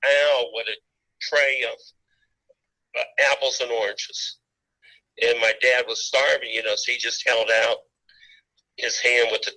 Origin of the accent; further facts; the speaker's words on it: Pittsburgh, Pennsylvania, United States; also born or lived in Los Angeles / New York / Las Vegas; I live a little bit outside of Pittsburgh, but yeah, never left the Berg. Well, I did live in L.A. for a while, and New York, and Las Vegas, but I'm a Pittsburgher